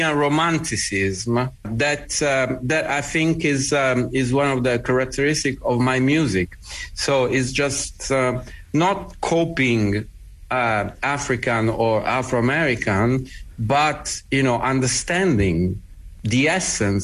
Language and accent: English; Bari, Apulia, Italy; coming from the conservatory in my hometown in Bari